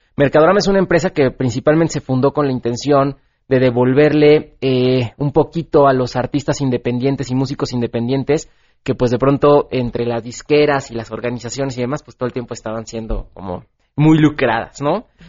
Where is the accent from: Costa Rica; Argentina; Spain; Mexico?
Mexico; como mexicano